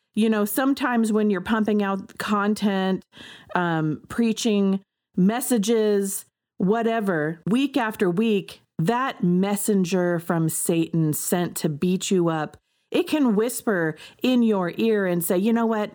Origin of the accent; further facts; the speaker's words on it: United States; I am an American